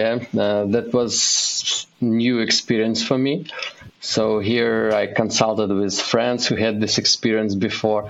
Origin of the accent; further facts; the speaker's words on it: Kyiv, Ukraine; moved away as an adult; now in Uzhhorod, Ukraine; I'm originally from Ukraine, and I live in Ukraine with my family, wife, and 3-year-old daughter. We moved from our home city, Kyiv, to the western part of Ukraine, and now I live in Uzhgorod